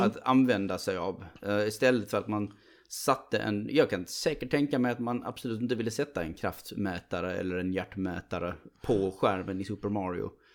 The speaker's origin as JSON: {"language": "Swedish", "country": "Sweden", "said": "som svensk"}